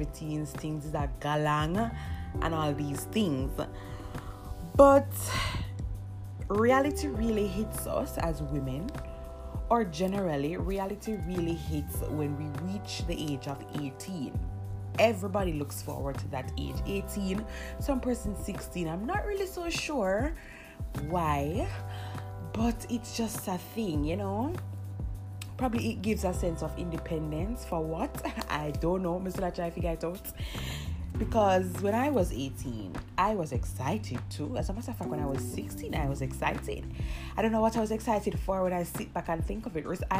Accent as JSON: {"language": "English", "country": "Jamaica", "said": "I am Jamaican"}